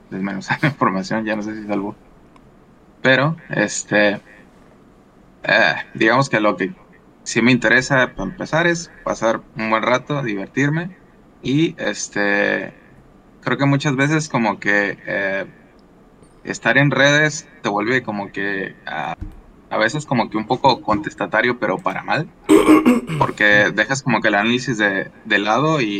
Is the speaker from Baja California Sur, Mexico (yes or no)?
yes; La Paz, Baja California Sur, Mexico; De dónde soy de La Paz, California